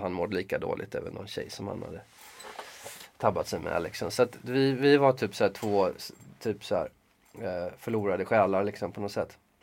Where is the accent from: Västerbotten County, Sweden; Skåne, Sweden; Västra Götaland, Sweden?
Västra Götaland, Sweden; Gothenburg; moved away; jag är från Göteborg